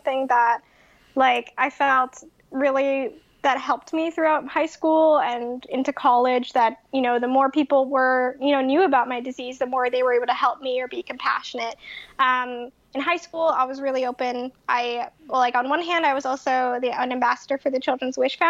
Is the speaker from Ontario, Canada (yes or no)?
no; Winnipeg, Manitoba, Canada; moved away as an adult; now in Boston, United States; I'm originally from Canada. I'm from Winnipeg, Manitoba, just here in the States as a guest